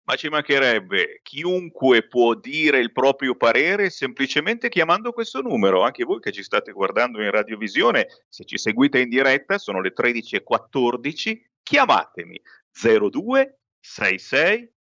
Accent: Lombardy, Italy; Siamo lombardi, saremo vaccinati, almeno parlo per me in questo momento.

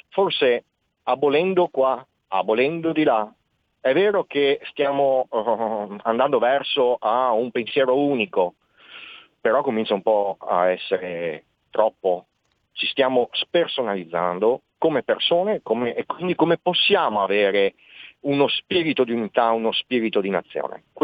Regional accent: Veneto, Italy; Ho avuto la fortuna di essere stato inquadrato tra gli alpini e ho conosciuto un mondo nuovo, pur essendo veneto eh, per me era un mondo distante fino al momento di partire.

